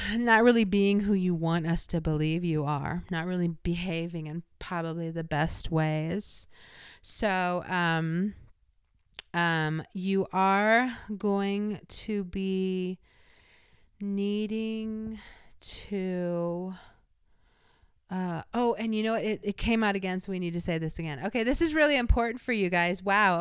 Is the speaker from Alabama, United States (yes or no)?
no; Illinois, United States; I'm from Illinois